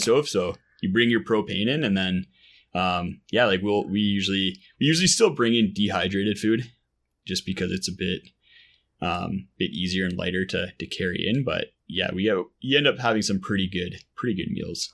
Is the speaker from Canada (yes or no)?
yes; Ottawa, Ontario, Canada; moved away; I grew up in Ottawa, out, out east